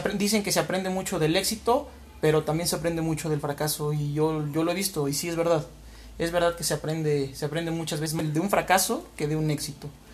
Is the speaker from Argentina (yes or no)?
no; Huamantla, Tlaxcala, Mexico; moved away as an adult; now in Puebla, Mexico; Soy nacido y criado aquí en, en Huamantla, la bella ciudad de Huamantla, donde viví hasta los 20 años